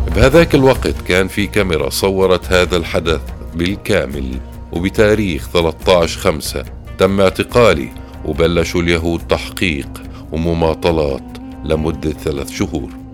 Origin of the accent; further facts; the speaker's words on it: Acre, Northern District, Israel; انولدت وتربيت وكبرت بعكا